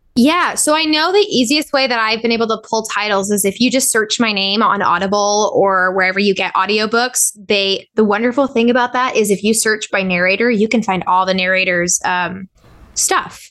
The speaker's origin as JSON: {"language": "English", "region": "Southern California", "country": "United States", "tie": "born or raised there", "also_born_or_lived": "Corona, California / Orange County, California", "said": "I was born in, and raised in Southern California. I was born in Corona out in the Inland Empire. My parents are from Anaheim. So I grew up in both Orange County and the, and the Inland Empire."}